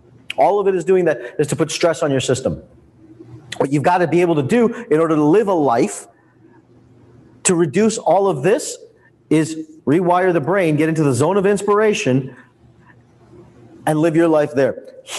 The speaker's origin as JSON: {"language": "English", "country": "India", "said": "I'm Indian. Like, this is part of our genetics, right?"}